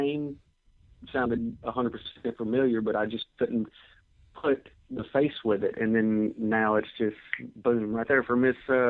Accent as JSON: {"language": "English", "region": "the South", "country": "United States", "tie": "born there", "said": "Well, I was born in the South, so, you know, I was a wrestling fan since birth."}